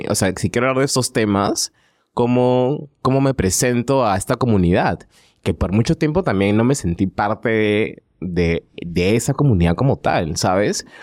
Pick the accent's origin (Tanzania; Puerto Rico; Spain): Tanzania; born there; also born or lived in Peru; yo nací en África en, Tanzania por ende soy africano. Pero también soy peruano.